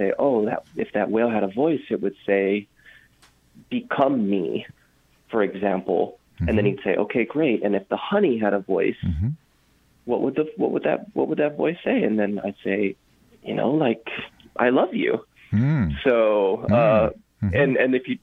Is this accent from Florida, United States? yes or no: no; Hawaii, United States; I was born and raised in Hawaii.